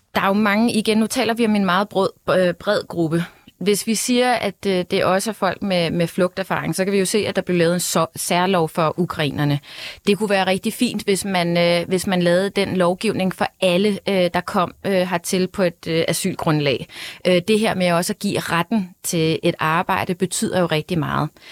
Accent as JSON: {"language": "Danish", "country": "Denmark", "tie": "born or raised there", "said": "mig selv, som har sort hår og brun hud, men født og opvokset her i Danmark"}